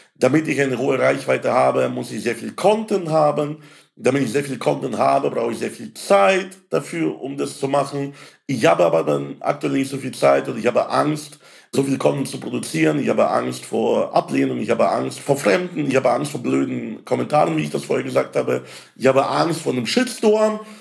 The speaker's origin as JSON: {"language": "German", "town": "Landshut", "region": "Bavaria", "country": "Germany", "tie": "born or raised there", "said": "in meiner Heimatstadt in Landshut"}